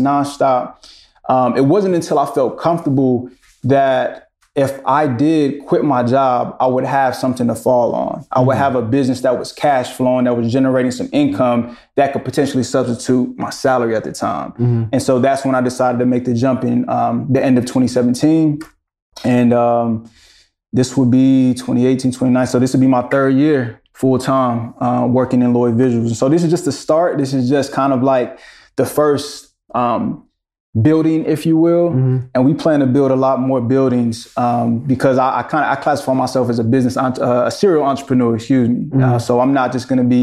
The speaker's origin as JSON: {"language": "English", "town": "Greensboro", "region": "North Carolina", "country": "United States", "also_born_or_lived": "Charlotte", "said": "I am from Greensboro, but I came to Charlotte to go to school"}